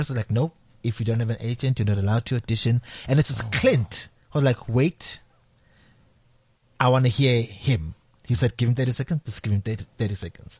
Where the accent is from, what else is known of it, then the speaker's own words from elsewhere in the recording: Secunda, Mpumalanga, South Africa; I'm from Mbalentle, Secunda